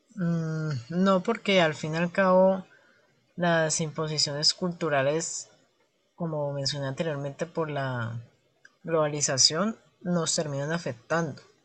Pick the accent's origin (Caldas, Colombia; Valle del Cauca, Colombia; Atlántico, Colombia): Valle del Cauca, Colombia; Cali; me identifico como caleño y como parte de las culturas, de la cultura y la costumbre propia de esta región de Colombia